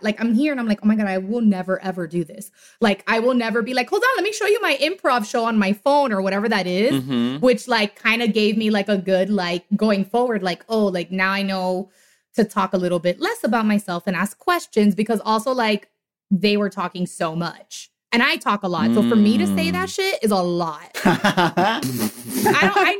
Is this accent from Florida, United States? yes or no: yes; Miami, Florida, United States; I'm from Miami